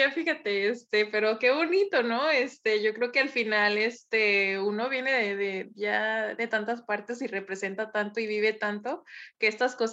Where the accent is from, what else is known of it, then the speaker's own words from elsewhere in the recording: Mexico; También como mexicanos, como, o sea, nosotros escuchamos nuestra música, ¿no?